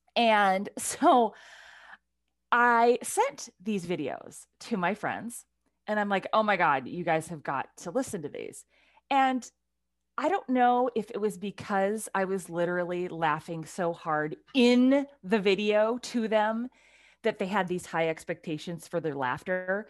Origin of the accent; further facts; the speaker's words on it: Pacific Northwest, United States; we are two women from the Pacific Northwest